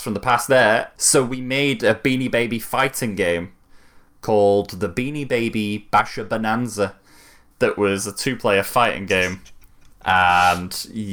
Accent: Manchester, North West England, United Kingdom; I'm from Manchester.

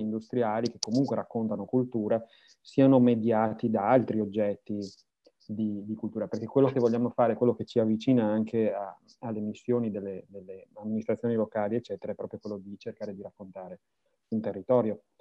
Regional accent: Veneto, Italy; sono veneto

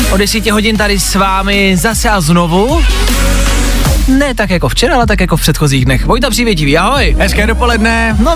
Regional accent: Olomouc Region, Czechia; A jako viděl jsem to, ale myslím, že tolik jsme to v tom tělocviku neměli a jsem z Olomouckého kraje.

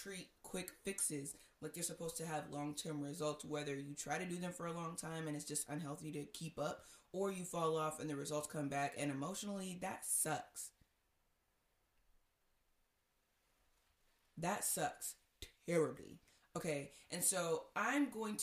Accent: Nigeria; I'm Nigerian.

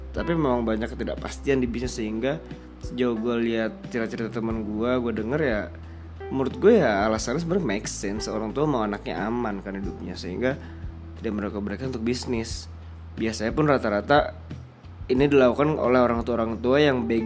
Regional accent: Padang, West Sumatra, Indonesia; gue orang Padang kakek gue tuh bisnis nyokap gue pun suka dagang

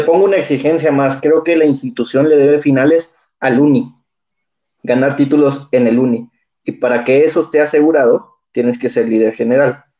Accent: Mexico; los mexicanos que somos de una raza

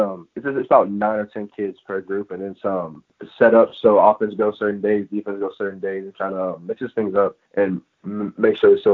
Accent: Missouri, United States; moved away as an adult; now in Illinois, United States; I'm from Missouri

